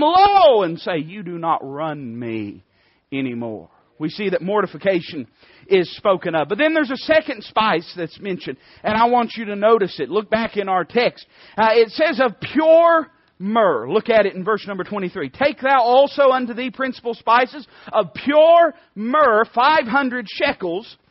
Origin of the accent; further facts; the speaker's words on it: Knoxville, Tennessee, United States; we're from Knoxville.